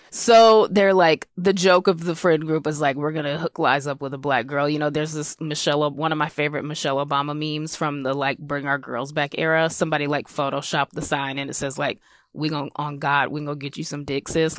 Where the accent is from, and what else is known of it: South Carolina, United States; moved away; also born or lived in Brooklyn / Los Angeles